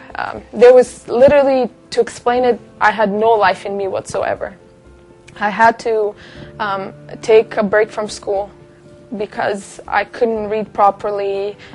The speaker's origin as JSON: {"language": "English", "country": "Kazakhstan", "tie": "born or raised there", "moved": "yes", "said": "I came from Kazakhstan. My mom and my dad are Russian Jew, and uh, I grew up in the country where Muslims and Orthodox are the biggest religions there"}